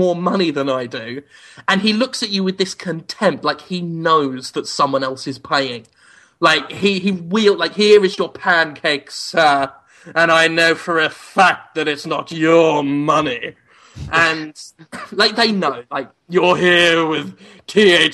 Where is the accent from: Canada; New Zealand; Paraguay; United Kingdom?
United Kingdom; England; now in Mississippi, United States; as an Englishman